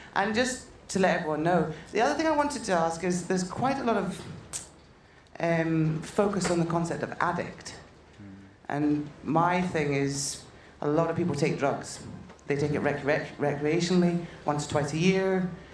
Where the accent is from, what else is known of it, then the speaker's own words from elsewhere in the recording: Thurso, Scotland, United Kingdom; moved away; I'm from Thurso, and Thurso's you know the place that most of my heart. That's where I was brought up.